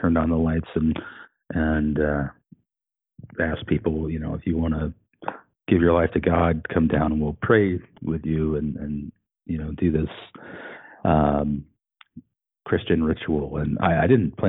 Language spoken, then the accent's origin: English; Colorado, United States; moved away as an adult; now in Fraser Valley, Canada; in Colorado, where I had been since I was 10 years old